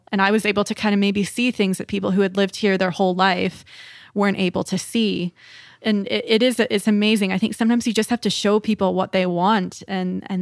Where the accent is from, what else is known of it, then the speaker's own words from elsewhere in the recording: Dawson Creek, British Columbia, Canada; when I moved here from Dawson Creek, which is a very small town, uh, and the the town that I'm in now, we're a population of about 75,000 people but we're quite remote in the north. Um, we're kind of the northern hub of BC.